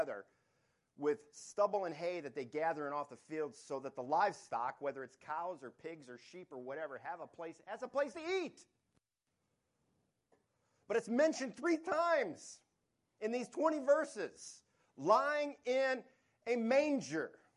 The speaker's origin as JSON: {"language": "English", "region": "Michigan", "country": "United States", "tie": "born or raised there", "moved": "yes", "said": "growing up in Michigan"}